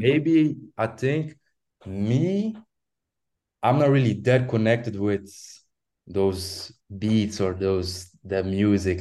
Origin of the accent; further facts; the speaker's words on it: Belgium; I'm from Belgium. Um, from a small town, um, like a small, yeah, small town